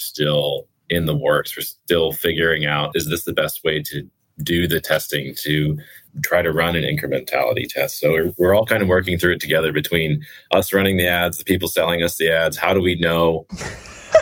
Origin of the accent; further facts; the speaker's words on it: Chicago, Illinois, United States; moved away as an adult; now in Pacific Northwest, United States; I grew up in the Midwest in Chicago